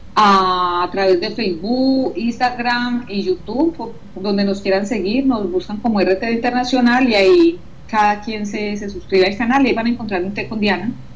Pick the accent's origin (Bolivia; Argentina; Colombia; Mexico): Colombia; moved away as an adult; now in France; dejé mis hijas en Colombia, mi mamá, los seres que más amo, me desprendí de mis raíces totalmente